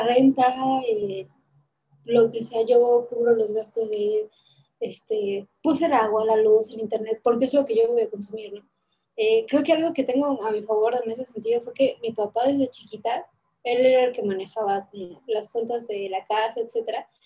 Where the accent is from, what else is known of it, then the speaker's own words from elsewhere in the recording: Mexico City, Mexico; now in Puebla, Mexico; soy de Ciudad de México, pero estoy en Puebla